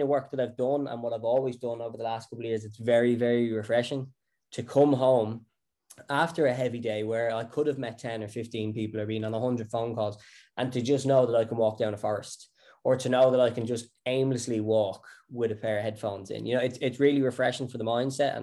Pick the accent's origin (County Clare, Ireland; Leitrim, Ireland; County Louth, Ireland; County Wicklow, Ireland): County Wicklow, Ireland; I grew up in Wicklow, country boy.